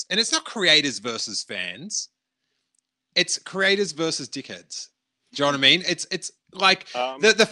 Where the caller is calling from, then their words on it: San Mateo, California, United States; from San Mateo, California, buddy.